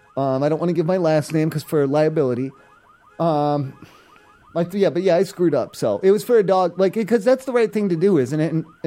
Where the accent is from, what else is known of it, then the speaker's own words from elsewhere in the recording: East Coast, United States; I'm from the East Coast. I don't know. We don't have laws like this out there